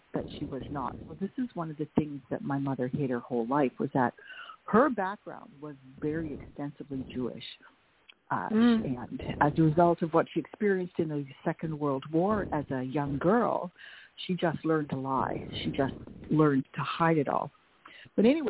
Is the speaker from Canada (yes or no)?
yes; Estevan, Saskatchewan, Canada; first language Dutch; English is a second language; in little tiny Estevan, Saskatchewan, 9 miles north of the North Dakota border